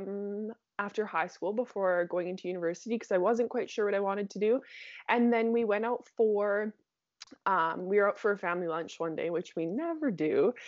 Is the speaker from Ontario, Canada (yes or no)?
no; Saskatchewan, Canada; Yeah, born and raised in Saskatchewan, and I'm still right outside the city.